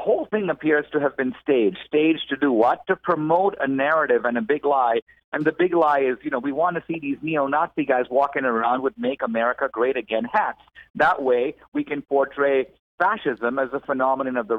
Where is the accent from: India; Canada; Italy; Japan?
India; I'm from India